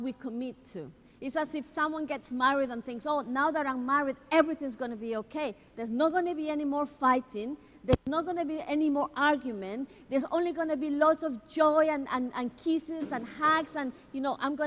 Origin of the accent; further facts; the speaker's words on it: Ecuador; I'm from Ecuador